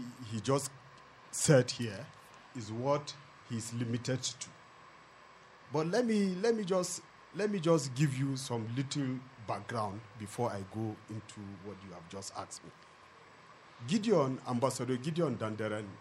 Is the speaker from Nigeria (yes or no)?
yes; Zawan, Plateau, Nigeria; I am from Zawan